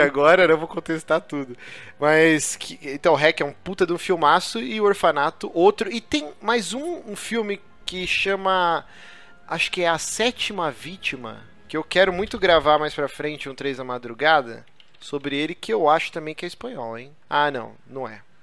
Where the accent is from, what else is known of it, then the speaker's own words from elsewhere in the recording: Brazil; eu não sou espanhol, cara, eu sou brasileiro